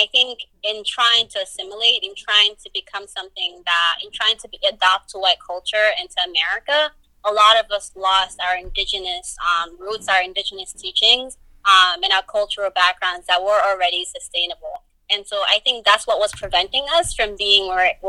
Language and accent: English; Guinea; now in United States; I was born here, but, like, I still immigrated because I was raised in Guinea for, like, half my life. So I was still brought here at some point when I was older.